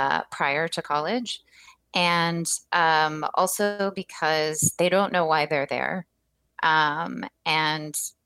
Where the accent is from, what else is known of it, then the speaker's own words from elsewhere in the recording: Rust Belt, United States; moved away; my hometown has been featured in the New York Times for being one of these, you know, Rust Belt American canary in the coal mine sort of places